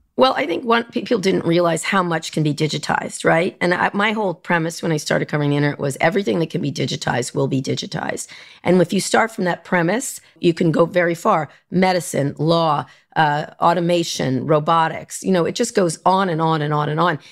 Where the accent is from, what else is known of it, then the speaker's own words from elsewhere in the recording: New York area, United States; also born or lived in Philadelphia / Long Island / Princeton, New Jersey; New York, the New York area